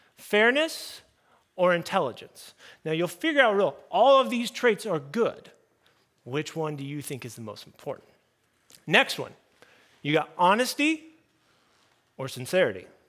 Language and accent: English; United States; I'm talking American culture